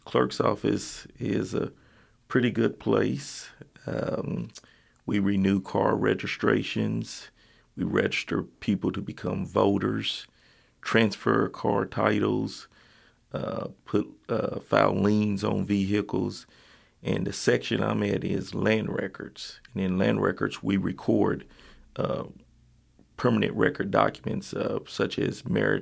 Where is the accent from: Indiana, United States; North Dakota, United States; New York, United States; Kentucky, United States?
Kentucky, United States; Lincoln County; also born or lived in Fayette County, Kentucky; now in Lexington, United States; That's where I grew up